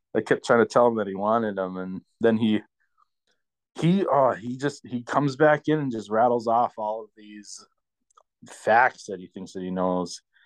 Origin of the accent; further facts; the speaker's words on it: Michigan, United States; now in Minnesota, United States; I'm from Michigan, but I live in Minnesota now